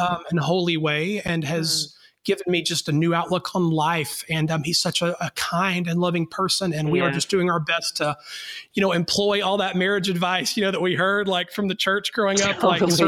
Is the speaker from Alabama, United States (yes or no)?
yes; North Alabama, United States; now in Atlanta, United States; I am a boy from North Alabama